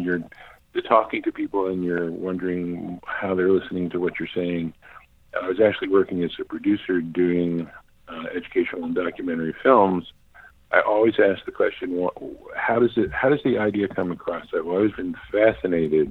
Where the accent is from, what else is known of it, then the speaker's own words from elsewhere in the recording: New York City, New York, United States; moved away as an adult; also born or lived in Cambridge, Massachusetts / Boston; I grew up in Manhattan. I was born and raised there.